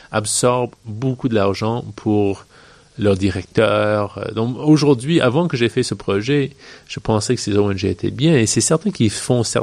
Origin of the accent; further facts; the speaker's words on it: British Columbia, Canada; also born or lived in Virginia, United States; je suis né euh, en Colombie-Britannique. Ma mère est américaine, mon père est québécois, mais de la Gaspésie. Et j'ai grandi entre le Canada et les États-Unis.